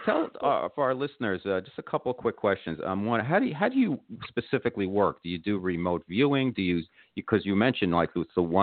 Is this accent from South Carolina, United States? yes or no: no; New Jersey, United States; I'm from Jersey